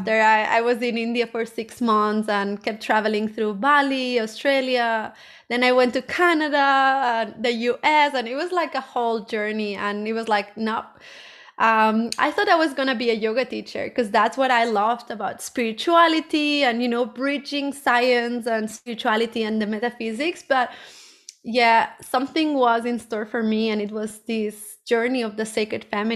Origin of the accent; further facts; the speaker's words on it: Barcelona, Catalonia, Spain; I'm originally from Barcelona